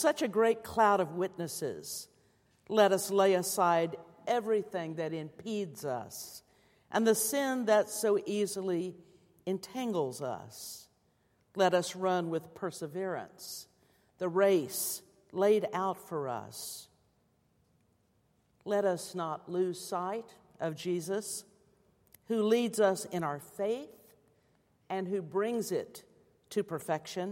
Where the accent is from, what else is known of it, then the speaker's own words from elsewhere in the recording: Muskogee, Oklahoma, United States; my hometown of Muskogee, Oklahoma